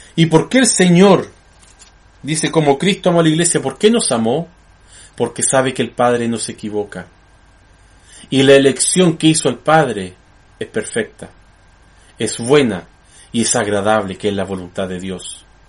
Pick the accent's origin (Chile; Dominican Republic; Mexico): Chile